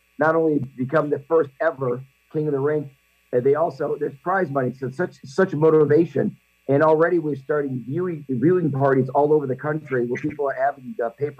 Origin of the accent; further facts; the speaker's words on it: Wisconsin, United States; I grew up in Wisconsin, so I grew up actually on skates. A backyard had a pond.